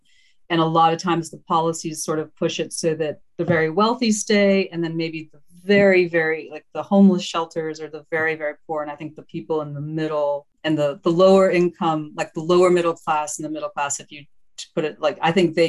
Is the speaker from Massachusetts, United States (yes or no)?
no; Maryland, United States; also born or lived in Zambia / Dominica; So I was actually born in Zambia and then moved to Dominica. And then about 7.5, 8 years old, moved to the States, to Maryland.